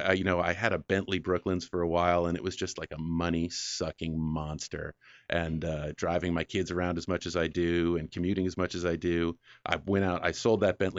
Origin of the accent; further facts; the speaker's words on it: New England, United States; moved away; And, you know, growing up in New England, everything gets all rusty and falls apart. So there aren't really a lot of classic cars on the road. So when I came out here